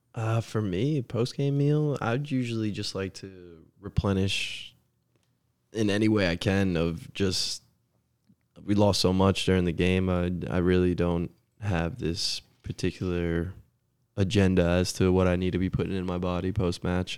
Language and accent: English; Scotch Plains, New Jersey, United States; moved away as an adult; now in Chattanooga, United States; growing up in Jersey